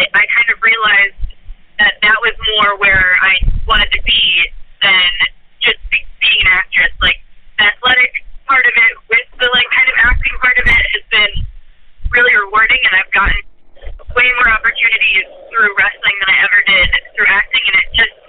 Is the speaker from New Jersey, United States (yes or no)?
no; Iowa, United States; now in Los Angeles, United States; So I moved out to Los Angeles from Iowa with the intentions of being an actress.